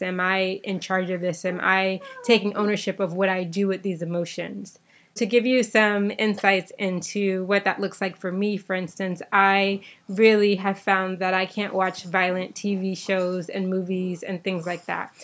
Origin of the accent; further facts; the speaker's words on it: Bahamas; me growing up in the Bahamas